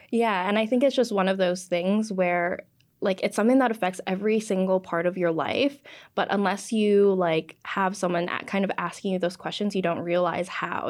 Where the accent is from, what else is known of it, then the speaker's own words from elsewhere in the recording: Canada; first language English; being, you know, Canadian-born, English is my first language